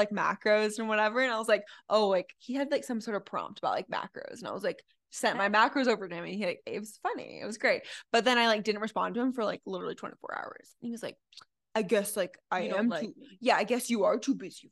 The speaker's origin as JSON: {"language": "English", "region": "Utah", "country": "United States", "tie": "born or raised there", "moved": "as an adult", "lives_now": "Arizona, United States", "said": "I grew up in Utah"}